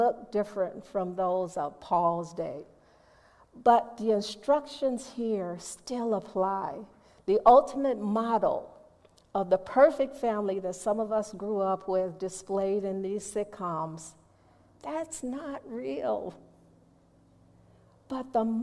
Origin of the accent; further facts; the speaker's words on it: Chicago, Illinois, United States; I'm from Chicago